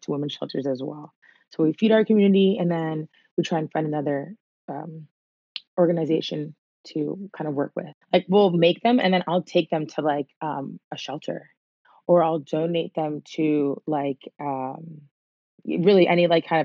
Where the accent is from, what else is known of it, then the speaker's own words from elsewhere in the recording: Silver Spring, Maryland, United States; moved away; I'm from Silver Spring, Maryland, Montgomery County, till the day I die.